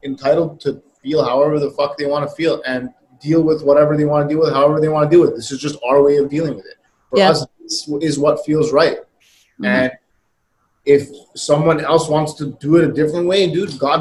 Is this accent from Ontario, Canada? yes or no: yes; Toronto, Ontario, Canada; born or raised there